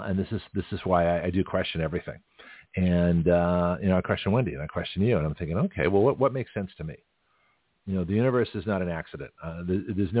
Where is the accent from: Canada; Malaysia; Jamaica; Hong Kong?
Canada; now in United States; the United States does not recognize my Canadian citizenship, even though I was born in Canada